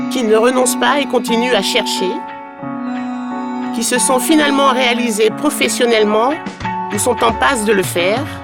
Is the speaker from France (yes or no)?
yes; Bordeaux, Nouvelle-Aquitaine, France; moved away as an adult; also born or lived in Rouen / London / Paris; je suis bordelaise.